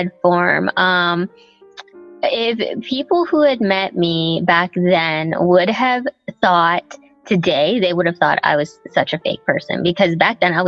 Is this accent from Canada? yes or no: yes; Nanaimo, British Columbia, Canada; English is a second language; also born or lived in Thailand; I grew up in Nanaimo.